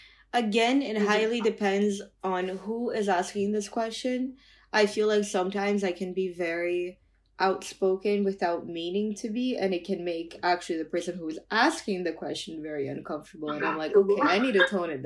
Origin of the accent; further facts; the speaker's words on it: Brazil; I'm from Brazil, right? So it's a democracy. I can speak for my country.